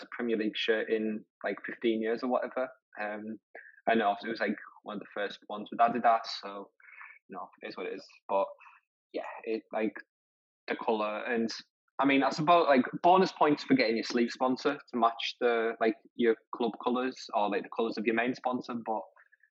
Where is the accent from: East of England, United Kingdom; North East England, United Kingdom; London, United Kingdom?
North East England, United Kingdom; Middlesbrough; I'm from Middlesbrough and I'm a Middlesbrough fan